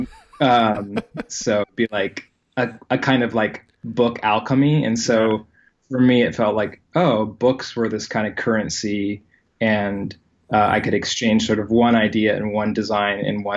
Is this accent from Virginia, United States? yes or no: yes; Virginia, United States; I grew up in Virginia